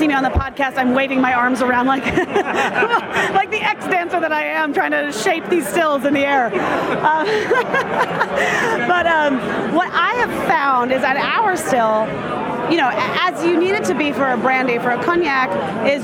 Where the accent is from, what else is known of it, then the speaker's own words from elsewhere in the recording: United States; I'm an American mutt. I'm French, Spanish, German, and Welsh